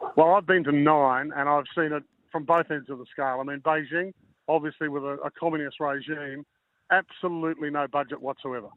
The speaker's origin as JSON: {"language": "English", "region": "Queensland", "country": "Australia", "said": "as a Queenslander"}